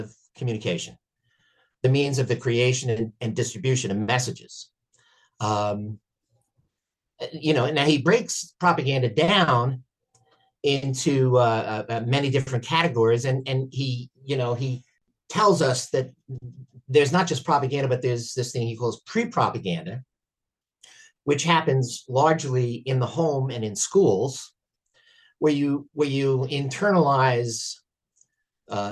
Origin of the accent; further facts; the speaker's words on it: United States; I'm an American and I only speak one language